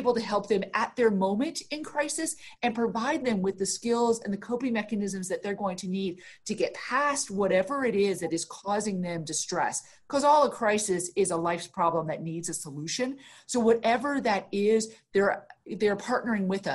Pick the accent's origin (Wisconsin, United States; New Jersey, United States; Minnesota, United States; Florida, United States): Florida, United States; Tampa; I am from Tampa. I'm born and raised